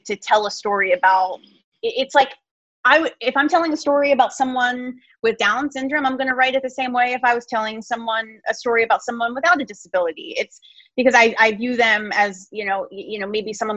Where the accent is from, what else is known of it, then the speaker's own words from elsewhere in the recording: New Jersey, United States; I'm from New Jersey.